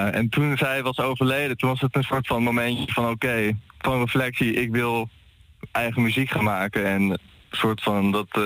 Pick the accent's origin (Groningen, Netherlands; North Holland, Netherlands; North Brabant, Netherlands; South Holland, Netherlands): North Holland, Netherlands; Haarlem; We komen uit Haarlem en we hebben nu vooral ook in Haarlem gespeeld.